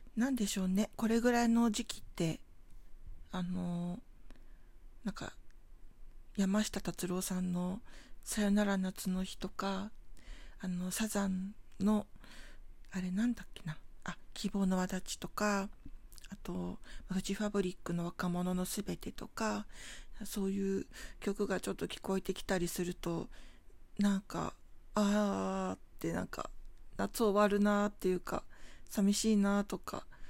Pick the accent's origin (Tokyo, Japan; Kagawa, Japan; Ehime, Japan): Tokyo, Japan; 出身地が東京なんですけれども東京都墨田区